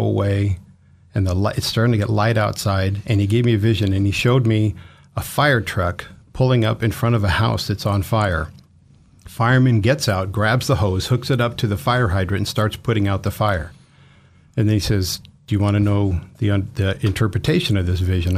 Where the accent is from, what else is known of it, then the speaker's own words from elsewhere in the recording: Burbank, California, United States; moved away as an adult; also born or lived in Minnesota / Boise, Idaho; now in Kuna, United States; I was born in Southern California in Burbank and grew up down there and figured I'd probably spend my life there.